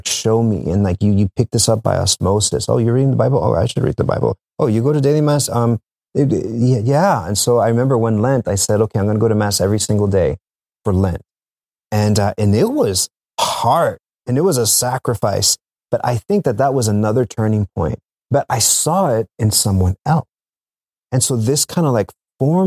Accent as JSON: {"language": "English", "region": "South Texas", "country": "United States", "moved": "as an adult", "said": "I'm from South Texas"}